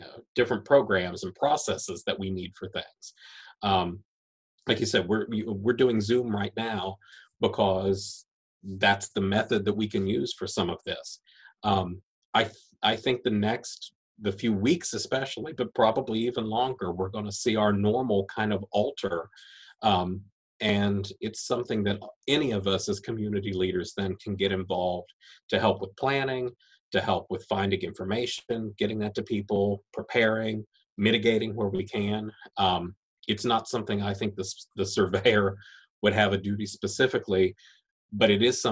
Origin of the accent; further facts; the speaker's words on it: Taylor County, West Virginia, United States; I'm grateful that I grew up in Taylor County. I'm really happy to be from there.